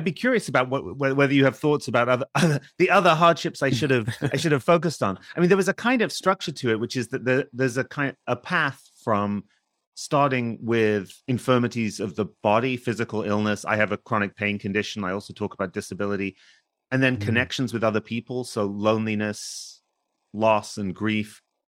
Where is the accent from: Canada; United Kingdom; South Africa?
United Kingdom; Hull, Yorkshire and the Humber; moved away as an adult; now in United States; I actually grew up in England. I was born in Hull. I went to university in the UK, and then I came to the US for grad school.